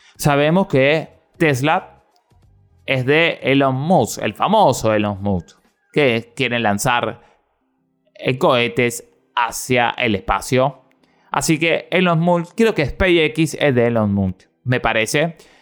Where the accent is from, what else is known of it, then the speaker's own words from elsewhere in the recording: Argentina; yo soy de la República Argentina